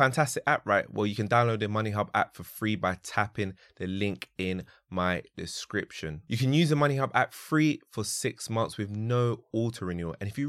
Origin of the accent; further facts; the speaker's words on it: Nigeria; I'm Nigerian.